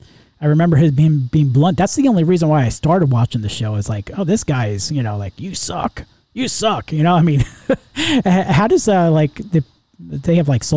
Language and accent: English; New York, United States; now in Florida, United States; originally I'm from New York